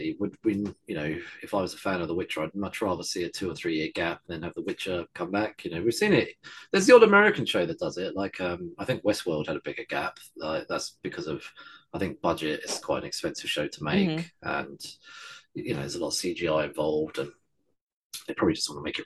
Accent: United Kingdom; being British

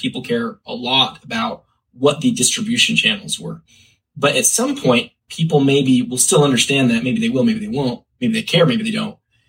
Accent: Salt Lake City, Utah, United States; Growing up in Salt Lake

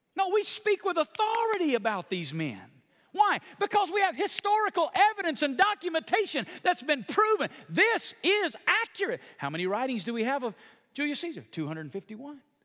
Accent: the Bible Belt, United States; I come from small town Bible Belt

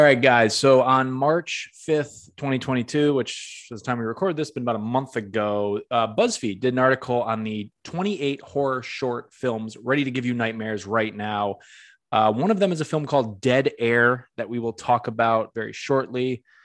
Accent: New England, United States; I'm from the Northeast myself. I'm not from New York, I'm, I'm from New England

